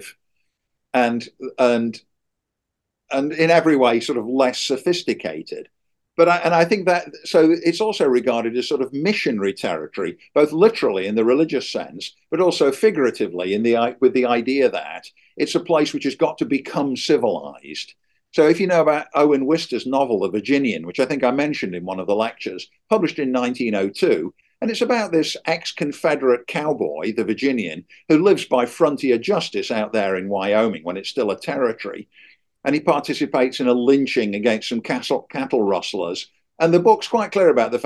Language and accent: English; England, United Kingdom; moved away as an adult; now in United States; when I was a kid growing up in England